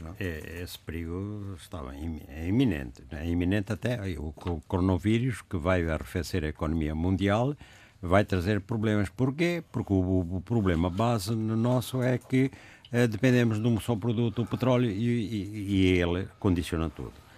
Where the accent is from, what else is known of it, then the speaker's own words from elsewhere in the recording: Angola; moved away; sobre lá a minha terra